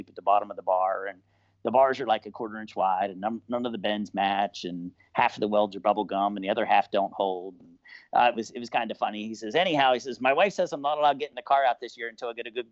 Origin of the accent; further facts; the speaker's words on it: Bellwood, United States; I'm a kid from Bellwood. You know, it's if you got to zoom in really close to in Google Earth to find Bellwood. You know, we're a population of like 1,800 people